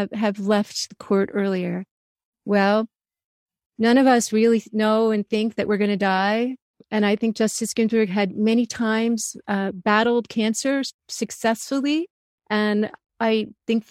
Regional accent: New Jersey suburbs, United States; growing up in the New Jersey suburbs

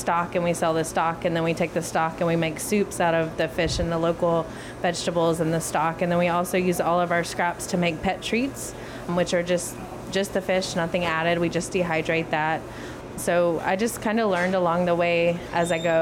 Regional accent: the South, United States; now in Hawaii, United States; we are from the South.

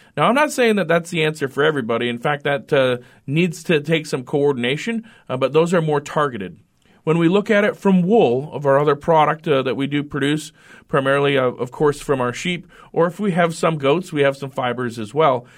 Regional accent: Redfield, South Dakota, United States; moved away as an adult; also born or lived in Fort Collins, Colorado; now in North Dakota, United States; I grew up in South Dakota, uh, graduated from the Northeast part

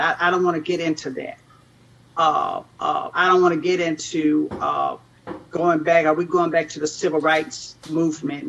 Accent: Nashville, Tennessee, United States; I grew up in Nashville, Tennessee

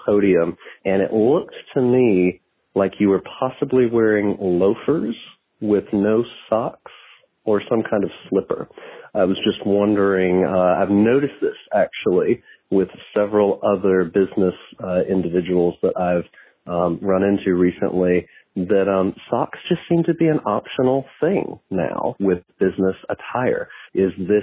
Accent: Moncks Corner, South Carolina, United States; Growing up in Monk's Corner, we had lots of stories from my high school friends

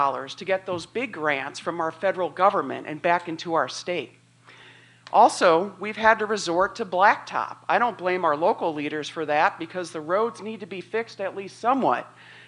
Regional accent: Illinois, United States; now in Macomb, United States; This is my home. I came here from Northern Illinois back in 86 to come to school here.

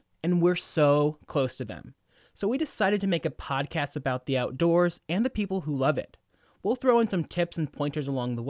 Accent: Fresno, California, United States; I grew up near Fresno.

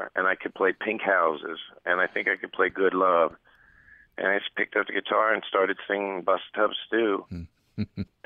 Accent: Oregon, United States; moved away; also born or lived in Texas; as a kid growing up in Oregon

